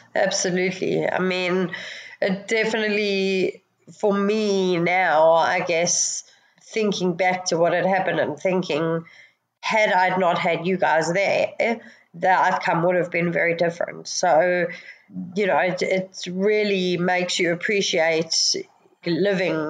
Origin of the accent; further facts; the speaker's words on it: Johannesburg, Gauteng, South Africa; moved away as an adult; now in Sydney, Australia; I came from South Africa, which have, has very similar weather. Um, although because we were in, jo- in Johannesburg